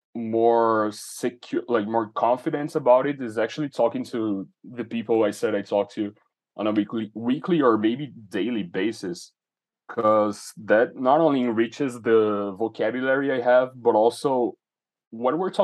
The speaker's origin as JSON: {"language": "English", "region": "São Paulo", "country": "Brazil", "tie": "born or raised there", "second_language": "English", "said": "I grew up in Brazil. I've spent so far my life in the same city, which is São Paulo."}